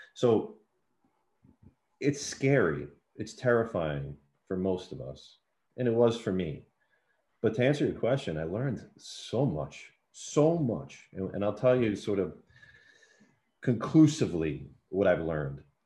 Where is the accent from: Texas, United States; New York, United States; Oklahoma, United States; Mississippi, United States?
New York, United States; New York City; I was born and raised in New York City